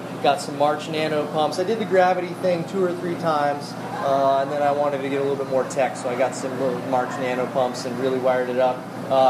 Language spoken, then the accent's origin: English; Las Vegas, Nevada, United States; born there; now in Florida, United States; I was born in Vegas and I've been bouncing around since then.